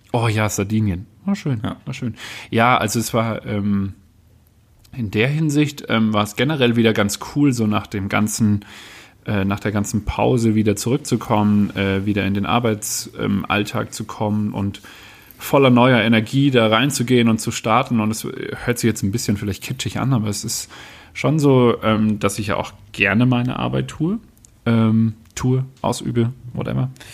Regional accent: Baden-Württemberg, Germany; ich bin aufgewachsen im Badnerland, was nicht immer einfach ist

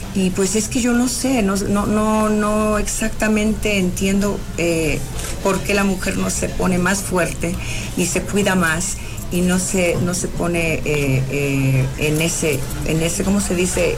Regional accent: California, United States; now in Mexico; yo nací en California y y allá, eh, cuando yo vine a México

